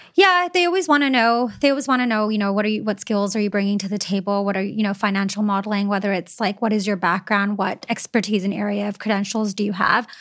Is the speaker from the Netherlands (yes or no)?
no; Canada; some of the perks of being Canadian and staying in Canada